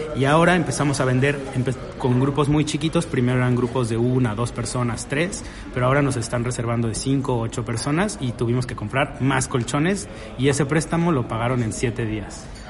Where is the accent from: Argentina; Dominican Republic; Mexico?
Mexico; no somos cuatro tíos mexicanos ahí en la Ciudad de México